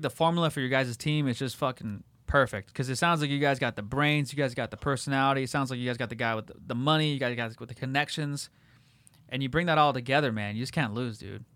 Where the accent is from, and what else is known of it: La Habra, California, United States; born or raised there; also born or lived in Whittier / Fullerton